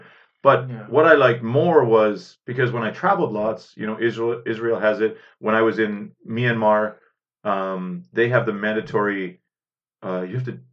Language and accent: English; Northern Ontario, Canada; I'm from Northern Ontario, but I mean, we're not even, they don't even consider us Ontario